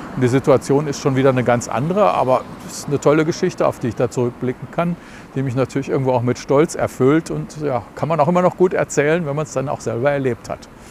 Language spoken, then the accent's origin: German; Dortmund, North Rhine-Westphalia, Germany; Ich komme aus dem Süden